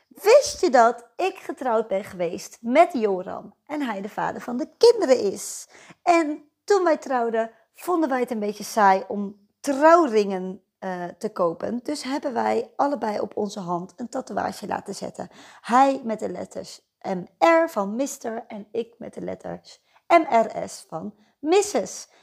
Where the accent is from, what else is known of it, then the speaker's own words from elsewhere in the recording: Netherlands; moved away as an adult; now in Nieuwegein, Netherlands; Ik ben geboren en getogen in Beeldhoven en voor de liefde naar Nieuwegein verhuisd en daar woon ik nu nog steeds.